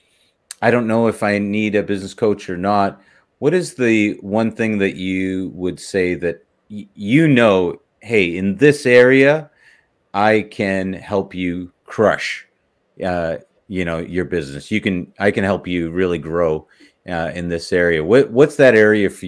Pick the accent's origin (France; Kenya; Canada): Canada; I'm from Canada